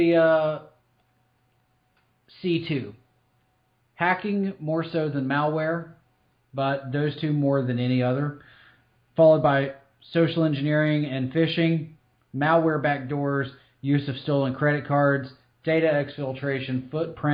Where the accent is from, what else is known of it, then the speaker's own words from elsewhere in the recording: Eastern Tennessee, United States; moved away; I'm originally from Eastern Tennessee